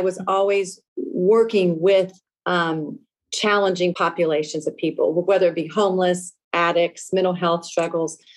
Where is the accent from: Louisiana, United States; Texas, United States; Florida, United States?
Louisiana, United States; Lafayette; now in Seattle, United States; I was born and raised in Lafayette, Louisiana, a small Cajun town of about 150,000 people